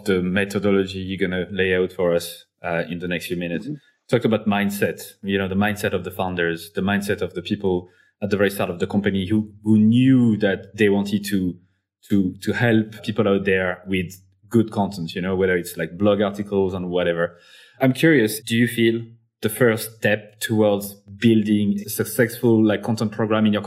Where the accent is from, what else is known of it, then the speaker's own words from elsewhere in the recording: Clermont-Ferrand, Auvergne-Rhône-Alpes, France; a company from my hometown, actually, Michelin